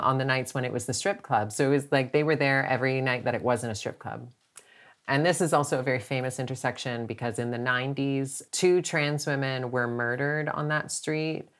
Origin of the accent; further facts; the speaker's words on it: Canada; which in Canada we call an apartment